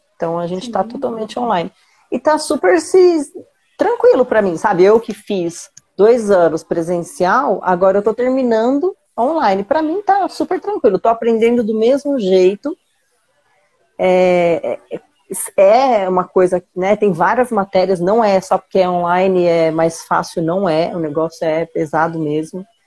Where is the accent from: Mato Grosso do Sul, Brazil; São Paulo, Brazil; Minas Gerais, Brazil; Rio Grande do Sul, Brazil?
São Paulo, Brazil; eu nasci em São Paulo